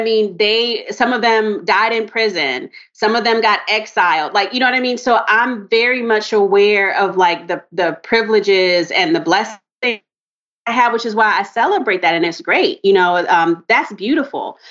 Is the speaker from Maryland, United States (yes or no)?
yes; Maryland, United States; also born or lived in North Carolina / Charlotte, North Carolina; I was born in North Carolina my family moved up to Maryland when I was like, I was a baby. You know what I mean? So I did like all my grade school in Maryland